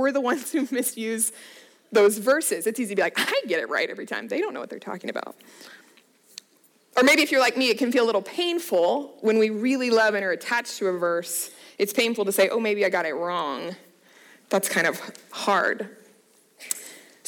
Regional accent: Littleton, Colorado, United States; I'm originally from Colorado, so I grew up in the Littleton area

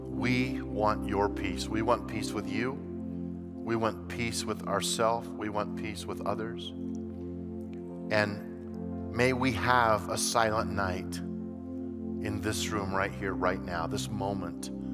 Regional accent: Colorado, United States; growing up in Colorado

